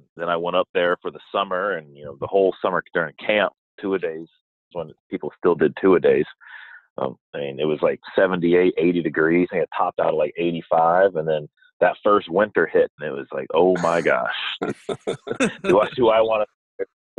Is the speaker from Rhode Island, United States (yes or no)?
no; Melbourne, Florida, United States; also born or lived in Iowa; I was born and raised here in Melbourne. I went to Melbourne High School